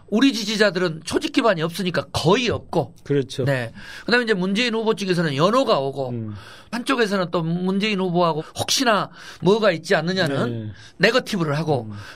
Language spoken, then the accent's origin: Korean; Honam, South Korea; 또 제가 유일한 호남 출신 민주당 후보니까